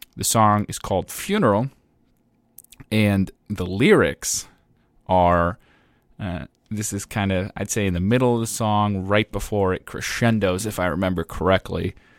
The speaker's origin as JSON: {"language": "English", "country": "Ireland", "said": "as an Irishman"}